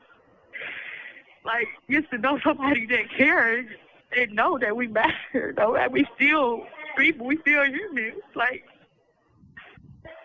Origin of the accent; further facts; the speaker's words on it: the South, United States; I'm from the South